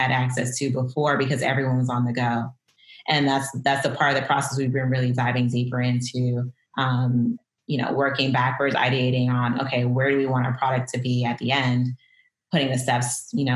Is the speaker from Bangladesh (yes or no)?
no; Miami, Florida, United States; moved away as an adult; also born or lived in Detroit, United States / Portland, United States; now in Brooklyn, United States; I grew up in South Florida